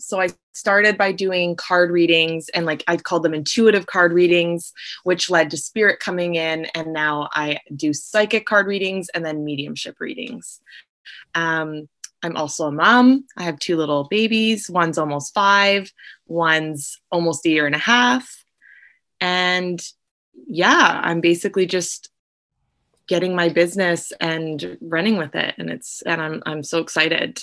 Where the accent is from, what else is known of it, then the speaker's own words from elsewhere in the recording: Vancouver, British Columbia, Canada; I'm from Vancouver, BC